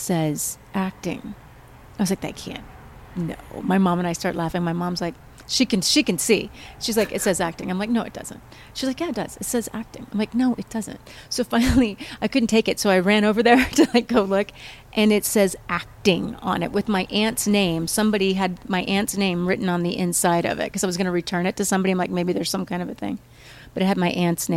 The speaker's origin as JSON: {"language": "English", "region": "Midwest", "country": "United States", "tie": "born or raised there", "also_born_or_lived": "St. Louis", "moved": "yes", "said": "growing up in the Midwest"}